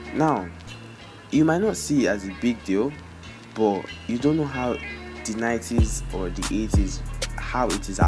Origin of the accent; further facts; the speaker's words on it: Nigeria; As a Nigerian kid, we all know these shows